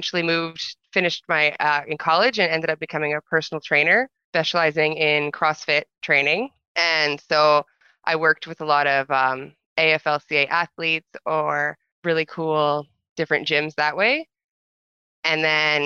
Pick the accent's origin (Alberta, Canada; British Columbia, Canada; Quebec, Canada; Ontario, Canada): Alberta, Canada; also born or lived in Drumheller, Alberta / Red Deer, Alberta / Calgary, Alberta / Airdrie, Alberta; I was born in Drumheller, Alberta. I've lived in Alberta my whole life. So I grew up mostly in a small town called Irokana